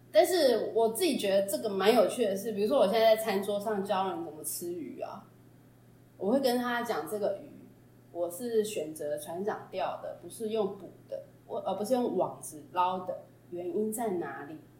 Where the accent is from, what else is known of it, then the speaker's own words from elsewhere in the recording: Taipei, Taiwan; 我们是台北人